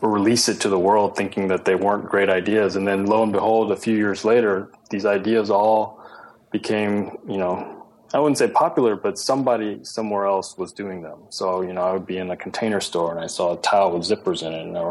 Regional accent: Houston, Texas, United States; moved away as an adult; also born or lived in Ithaca, New York; now in Los Angeles, United States; growing up in Texas

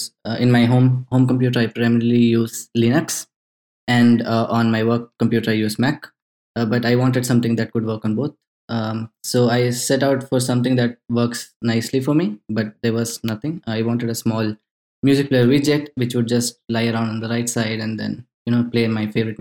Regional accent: India; now in Stockholm, Sweden; I am currently based out of Stockholm, Sweden. I'm originally from India.

